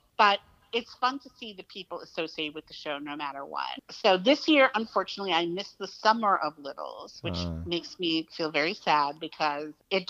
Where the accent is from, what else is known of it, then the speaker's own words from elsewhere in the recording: Hicksville, New York, United States; And they used to practice right outside of my hometown in Hicksville at a place called Cantillon Park.